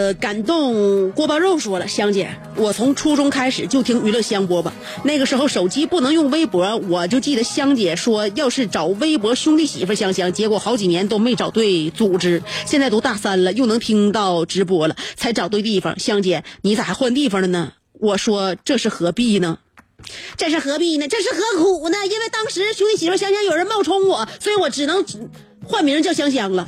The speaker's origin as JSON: {"language": "Chinese", "region": "Northeast China", "country": "China", "said": "我们东北人"}